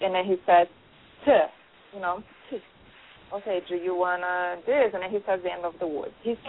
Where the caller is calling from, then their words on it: New Jersey, United States; I'm calling from New Jersey, and it's storming like crazy